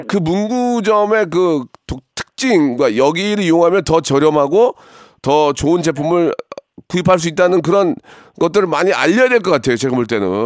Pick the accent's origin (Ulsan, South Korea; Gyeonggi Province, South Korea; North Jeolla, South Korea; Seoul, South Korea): North Jeolla, South Korea; Gunsan; born or raised there